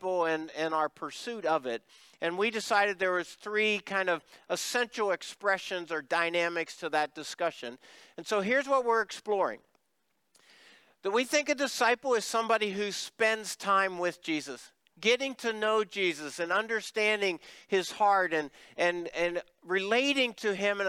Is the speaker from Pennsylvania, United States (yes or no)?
yes; Pennsylvania, United States; now in Cibolo, United States; I'm from Pennsylvania